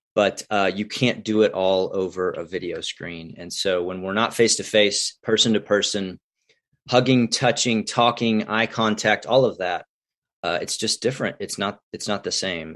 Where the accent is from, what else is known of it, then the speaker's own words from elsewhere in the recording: Houston, Texas, United States; now in Midland, United States; I'm a Texas boy. So I, I grew up near Houston, Tomball, Magnolia, Woodlands area